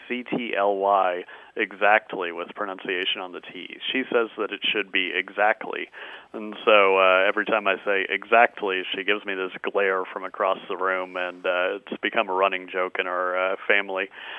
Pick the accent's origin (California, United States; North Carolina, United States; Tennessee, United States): California, United States; San Diego; I grew up in San Diego.